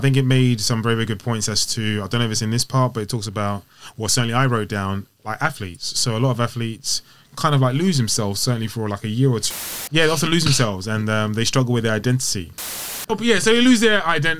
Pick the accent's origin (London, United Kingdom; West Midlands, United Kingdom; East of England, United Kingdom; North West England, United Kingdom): London, United Kingdom